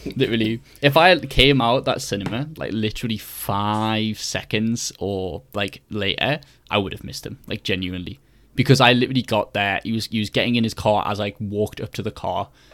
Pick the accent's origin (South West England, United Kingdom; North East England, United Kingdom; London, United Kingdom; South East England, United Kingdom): North East England, United Kingdom; Newcastle upon Tyne; moved away as an adult; also born or lived in York; I'm from Newcastle, so I've, you know, got a very long train from up north